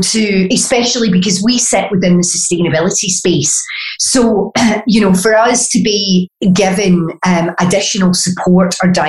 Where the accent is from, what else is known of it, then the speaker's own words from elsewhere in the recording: Glasgow, Scotland, United Kingdom; accent: Glaswegian; my Glaswegian accent, being a native here